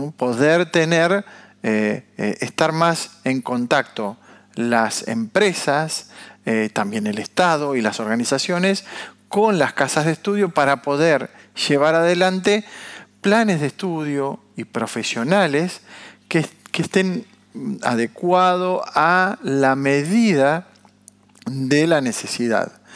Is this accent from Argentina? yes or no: yes; Argentina; como argentinos